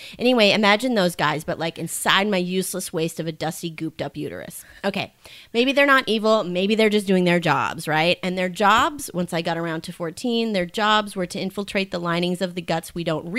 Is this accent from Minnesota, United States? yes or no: yes; Minnesota, United States; moved away as an adult; now in San Francisco, United States; I'm originally from Minnesota